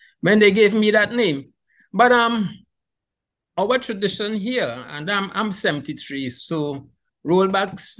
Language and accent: English; Trinidad & Tobago; now in Tobago, Trinidad and Tobago; I was born in Trinidad